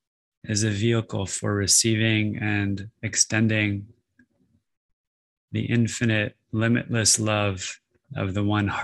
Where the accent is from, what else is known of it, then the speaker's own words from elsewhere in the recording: Denver, Colorado, United States; I was born in Denver, Colorado. My dad had a cabin up near the Continental Divide up in Blackhawk. So I spent a lot of time in the mountains as a little kid.